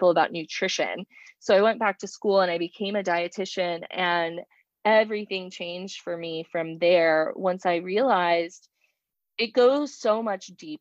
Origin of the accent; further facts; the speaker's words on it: Pinellas County, Florida, United States; I'm from the Pinellas County side of the Bay